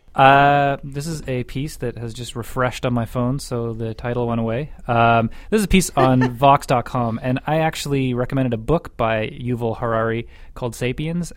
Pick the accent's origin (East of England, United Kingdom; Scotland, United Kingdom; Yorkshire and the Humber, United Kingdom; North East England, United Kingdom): Scotland, United Kingdom; now in Alberta, Canada; from being Scottish